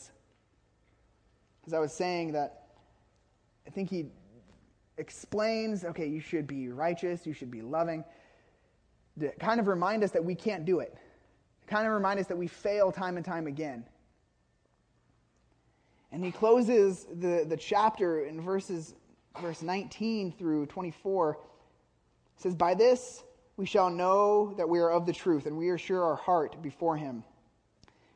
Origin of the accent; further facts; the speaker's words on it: Woodinville, Washington, United States; moved away; also born or lived in Nicaragua; when I was growing up in Woodinville, before I moved to Nicaragua